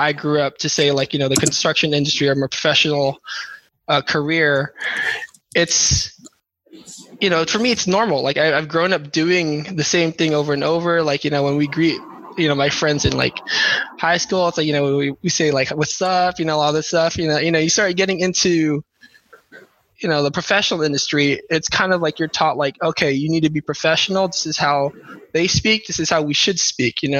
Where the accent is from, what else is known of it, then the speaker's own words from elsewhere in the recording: Carson, California, United States; also born or lived in San Diego, California / Philippines (parents); I was born off in San Diego, I moved to Carson like when I was about 2 years old